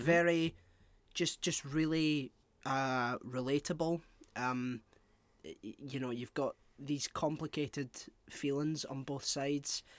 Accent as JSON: {"language": "English", "region": "Scotland", "country": "United Kingdom", "said": "as a Scottish person"}